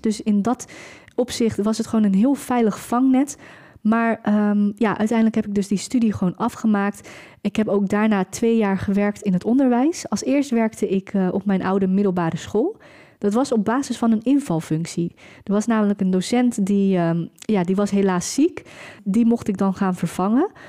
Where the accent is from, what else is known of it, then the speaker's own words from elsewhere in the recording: Velserbroek, North Holland, Netherlands; Ik kom zelf uit een heel klein dorp, ik kom zelf uit Velsenbroek.